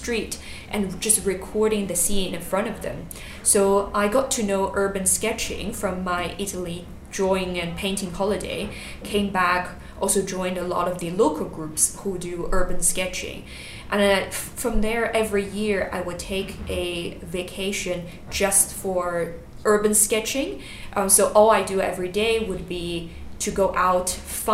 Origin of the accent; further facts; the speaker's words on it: China; moved away as an adult; also born or lived in Singapore; I grew up in China, moved to Singapore when I was 18